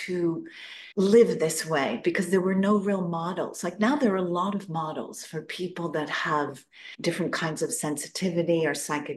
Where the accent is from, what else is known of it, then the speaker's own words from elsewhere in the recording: Newton, Massachusetts, United States; I was born in Boston, Newton, Massachusetts